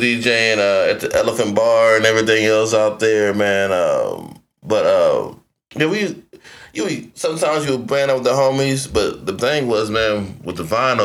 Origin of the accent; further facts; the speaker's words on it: Nashville, Tennessee, United States; moved away; also born or lived in Detroit / Columbus; I'm originally from Nashville